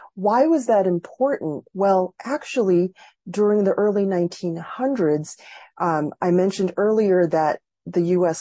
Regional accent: Massachusetts, United States; a Filipino American growing up in Massachusetts

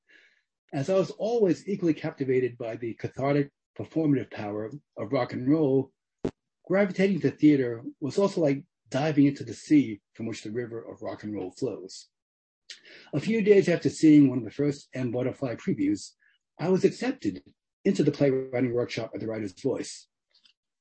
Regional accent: New York City, New York, United States; growing up in Flushing, Queens, in an immigrant Chinese household in which only one parent spoke fluent English

